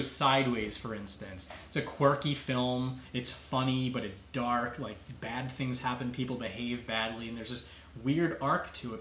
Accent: Long Island, New York, United States; now in Queens, New York, United States; I grew up on Long Island

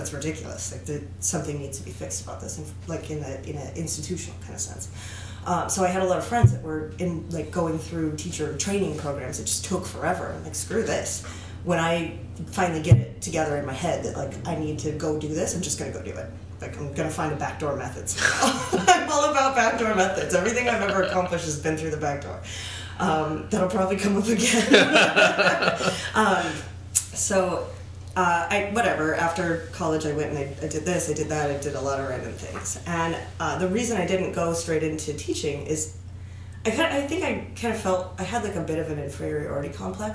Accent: California, United States; also born or lived in Guatemala / Mexico; I'm from California

